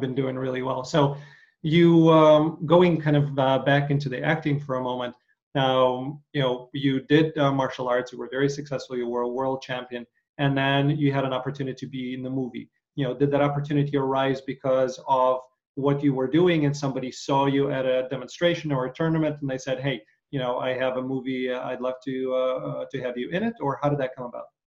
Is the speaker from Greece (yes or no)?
no; Ukraine; I grew up in Ukraine